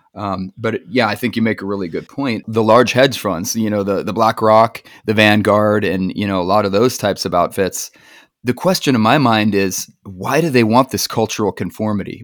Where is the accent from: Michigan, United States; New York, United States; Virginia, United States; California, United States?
California, United States; being a Californian myself